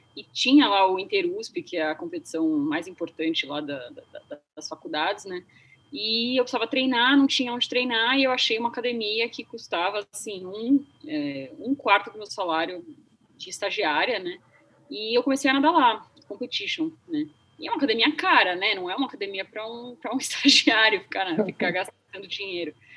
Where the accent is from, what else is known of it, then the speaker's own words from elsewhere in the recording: Santos, São Paulo, Brazil; eu sou de Santos